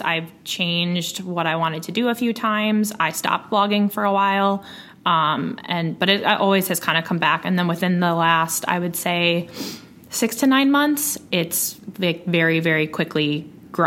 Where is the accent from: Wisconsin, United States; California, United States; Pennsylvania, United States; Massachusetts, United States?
Wisconsin, United States; Waukesha; also born or lived in Milwaukee; I grew up in Waukesha, which is a suburb of Milwaukee, and I now live in Milwaukee